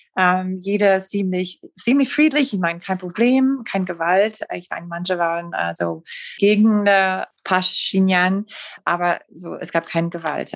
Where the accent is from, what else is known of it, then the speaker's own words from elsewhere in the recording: United States; German is a second language; als Amerikanerin